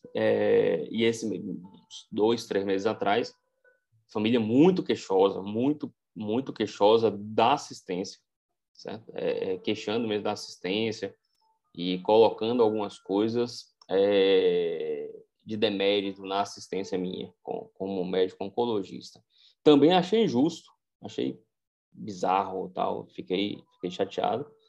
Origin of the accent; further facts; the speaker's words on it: Brazil; eu sou brasileiro, estou inserido nessa cultura